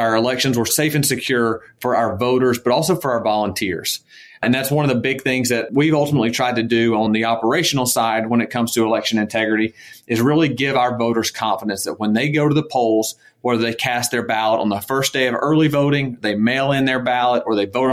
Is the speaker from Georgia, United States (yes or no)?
yes; Georgia, United States; moved away as an adult; my home state of Georgia